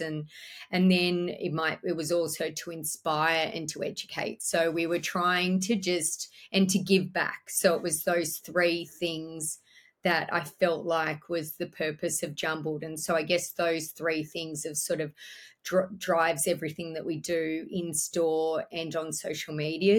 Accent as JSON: {"language": "English", "town": "Orange", "region": "New South Wales", "country": "Australia", "tie": "born or raised there", "said": "I was born and bred in Orange in the central west of New South Wales."}